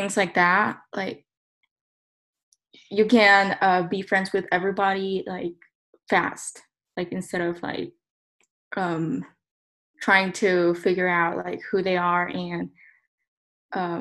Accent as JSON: {"language": "English", "country": "South Korea", "moved": "yes", "lives_now": "Guatemala", "said": "I'm from Korea, but I live in Guatemala"}